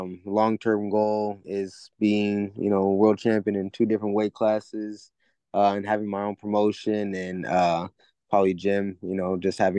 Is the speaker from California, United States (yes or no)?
yes; Fairfield, California, United States; also born or lived in Vallejo, California; I'm from Vallejo. I started my career in Vacaville, lived in Fairfield almost my entire life